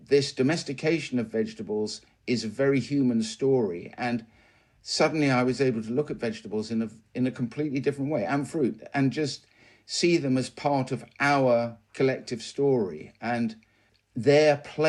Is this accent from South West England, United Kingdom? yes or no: yes; South West England, United Kingdom; Well, first of all, you should know I'm a country boy. So I was born and raised in Devon